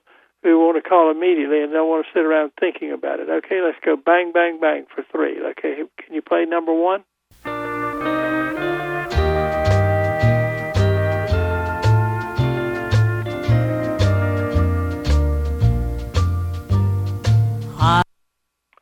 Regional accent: Goldsboro, North Carolina, United States; now in Raleigh, United States; I've just about decided to tell people I'm from Raleigh rather than from Goldsboro

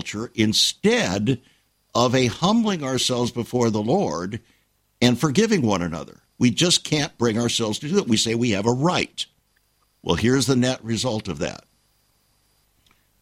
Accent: Southern California, United States; accent: Southern California; moved away as an adult; also born or lived in Los Angeles, United States; now in Virginia, United States; my Southern California accent

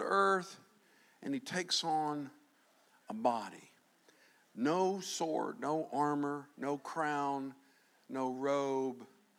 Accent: Fort Myers, Florida, United States; I'm from Fort Myers

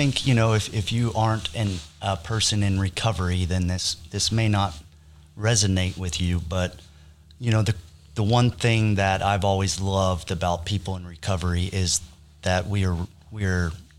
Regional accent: Jersey Shore, New Jersey, United States; also born or lived in Kansas; now in Oklahoma City, United States; I loved growing up on the East Coast.

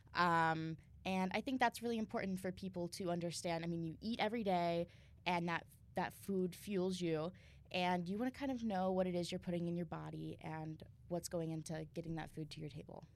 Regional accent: Southwestern Ohio, United States; moved away as an adult; I'm from Southwestern Ohio

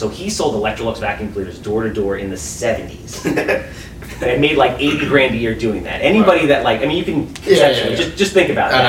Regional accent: Wantagh, New York, United States; also born or lived in Brooklyn / Hempstead; I was born in Brooklyn. I was raised in Wantagh. Wantagh is a bubble. Long Island is a bubble.

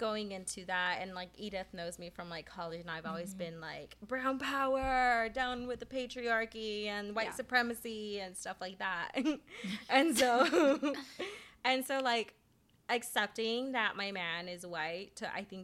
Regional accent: the Valley, Texas, United States; moved away; I was raised in the Valley

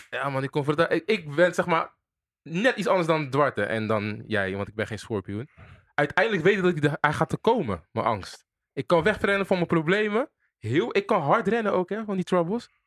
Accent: Rotterdam, South Holland, Netherlands; ik kom uit Spangen.

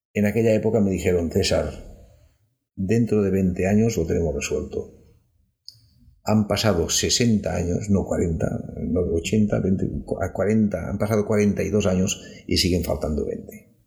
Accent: Catalonia, Spain; Cataluña, donde a veces somos también, una vez más, más pijos que nadie, con perdón, y soy catalán

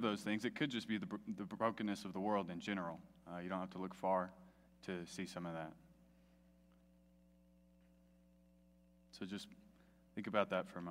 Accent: Melrose, United States; I grew up in Melrose, a little town 40 minutes from here

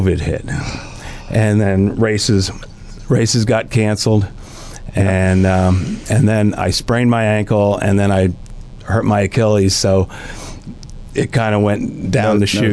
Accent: Wilkes-Barre, Pennsylvania, United States; moved away as an adult; also born or lived in Philadelphia area / Lancaster County, Pennsylvania; now in Tennessee Valley, United States; I grew up in the Wilkes-Barre area

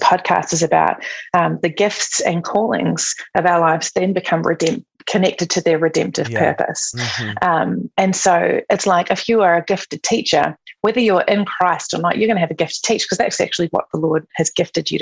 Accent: New Zealand; moved away as an adult; I'm from New Zealand. So I was living in New Zealand.

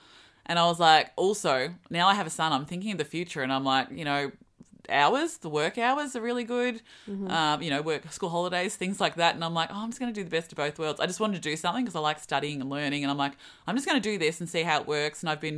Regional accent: Melbourne, Victoria, Australia; now in Queensland, Australia; From Melbourne. Melbourne born and bred, moved up to follow the sun and the sea

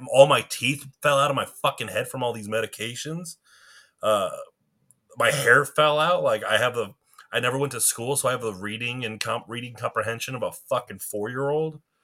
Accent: St. Louis, Missouri, United States; we're from Saint Louis

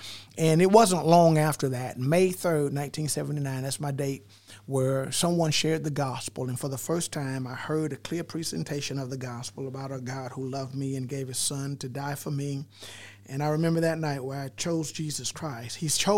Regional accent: Brunswick, Georgia, United States; born there; You know, I was born over in Brunswick, so St. Simon's, I've been on St. Simon's more in the last 13 months than I had my whole life.

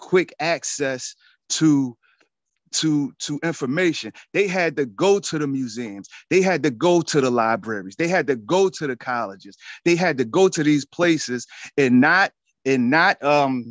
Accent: Philadelphia, Pennsylvania, United States; I'm from Philly

